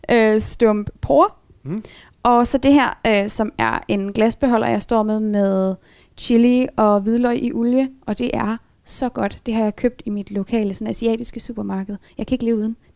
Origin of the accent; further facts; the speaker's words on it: Aalborg, North Jutland, Denmark; Der var en lang periode, hvor der ikke var en løsvægtsbutik heroppe i Aalborg, og der tror tror jeg var den eneste Aalborgenser, der købte pasta i København.